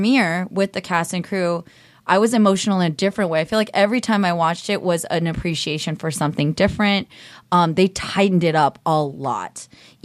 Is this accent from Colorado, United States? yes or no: no; Cupertino, California, United States; I grew up in Cupertino, okay, so it's like, it was China, like, Chinese America, which is San Jose